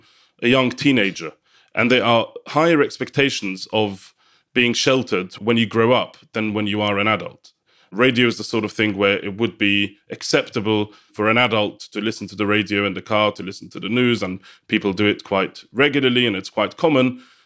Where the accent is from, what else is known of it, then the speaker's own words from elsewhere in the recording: London, United Kingdom; first language Yiddish; English is a second language; am the head teacher of a Orthodox Jewish school in North London. I'm also a member of the Hasidic community in Stamford Hill, which is where I grew up and where I currently live with my family.